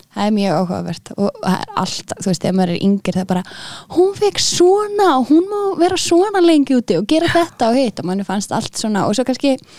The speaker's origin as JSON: {"language": "Icelandic", "town": "Reykjavík", "region": "Capital Region", "country": "Iceland", "also_born_or_lived": "Aarhus, Denmark", "said": "Ég er úr Reykjavík"}